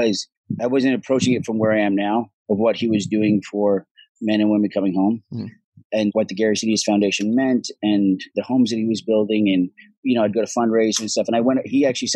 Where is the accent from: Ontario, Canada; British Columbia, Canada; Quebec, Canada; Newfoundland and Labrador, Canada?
British Columbia, Canada; Vancouver; accent: Irish; also born or lived in Dublin, Ireland; I was born in Dublin, Ireland, and I left Ireland when I was six. Moved to Vancouver, Canada.